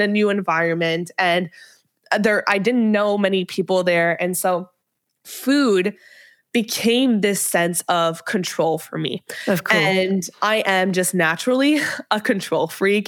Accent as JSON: {"language": "English", "town": "Montreal", "region": "Quebec", "country": "Canada", "tie": "born or raised there", "also_born_or_lived": "Ottawa", "moved": "as an adult", "said": "I moved from Montreal to Ottawa to go to university"}